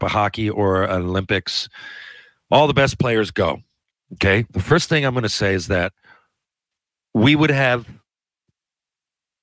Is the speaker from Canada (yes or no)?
yes; Canada; we're in Canada